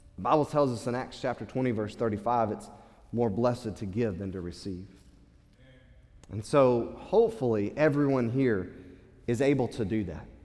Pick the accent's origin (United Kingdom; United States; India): United States; as Western American, uh, American uh, Christians